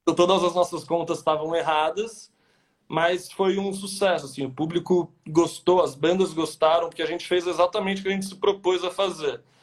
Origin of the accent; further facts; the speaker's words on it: São José do Rio Pardo, São Paulo, Brazil; moved away as an adult; now in São Paulo, Brazil; eu sou do interior de São Paulo, de uma cidadezinha que chama São José do Rio Pardo